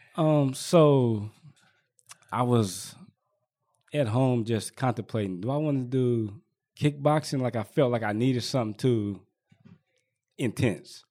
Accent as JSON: {"language": "English", "town": "Richmond", "region": "California", "country": "United States", "tie": "born or raised there", "said": "I was born and raised out here in Richmond"}